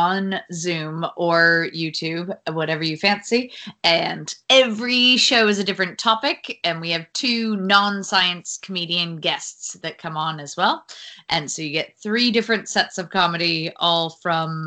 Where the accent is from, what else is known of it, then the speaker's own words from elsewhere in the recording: United States; now in London, United Kingdom; I'm an American comedian